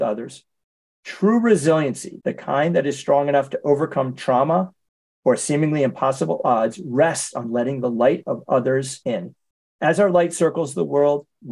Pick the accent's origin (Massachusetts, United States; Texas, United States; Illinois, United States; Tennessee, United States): Massachusetts, United States; Boston; I'm from Boston. So I grew up with the Celtics.